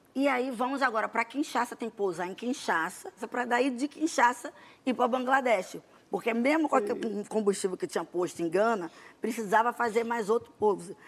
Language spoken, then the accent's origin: Portuguese; Brazil; A gente é brasileiro